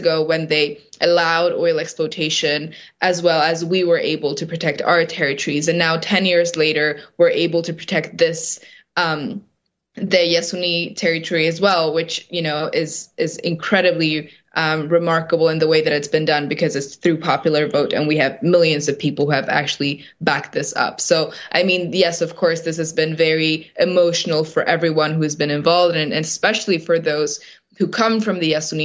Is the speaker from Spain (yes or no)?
no; Sarayaku, Ecuadorian Amazon, Pastaza, Ecuador; I grew up in Sarayaku, which is a community here in the Ecuadorian Amazon